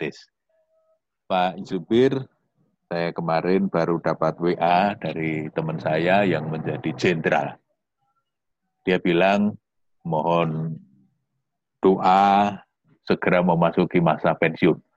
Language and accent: Indonesian; Yogyakarta, Special Region of Yogyakarta, Indonesia; apalagi saya orang Jogja orang Jawa gitu ya